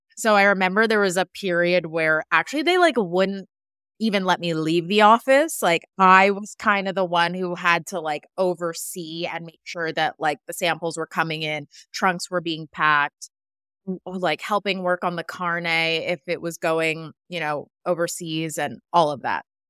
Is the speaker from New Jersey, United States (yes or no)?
no; Westchester, New York, United States; I grew up in Westchester and I'm an hour outside the city